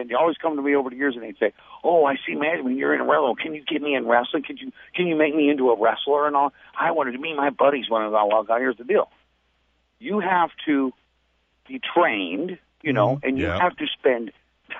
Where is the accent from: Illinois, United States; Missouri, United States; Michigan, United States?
Missouri, United States; St. Louis; I'm from St. Louis.